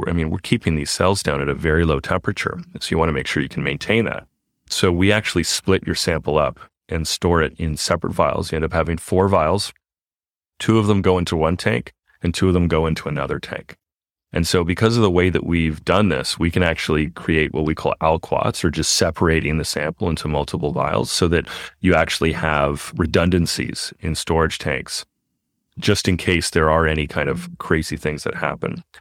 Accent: Canada; moved away; we are from Canada originally

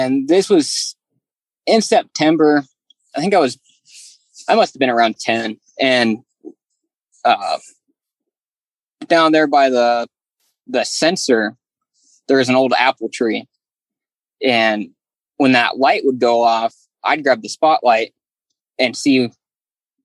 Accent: Willamette Valley, Oregon, United States; I grew up in the Willamette Valley area

